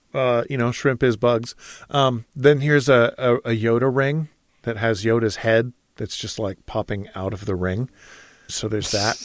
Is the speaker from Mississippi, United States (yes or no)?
no; Michigan, United States; now in Idaho, United States; we gardened where I grew up in Michigan